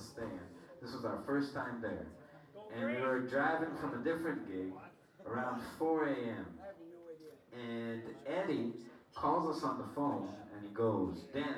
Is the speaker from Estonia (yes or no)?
no; Israel; we were talking double mad shit in Hebrew, because we're from Israel.